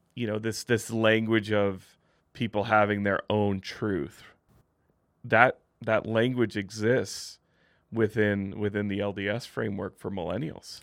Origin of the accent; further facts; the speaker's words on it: Midwest, United States; now in Utah, United States; I grew up in the Midwest, not a ton of L D S people there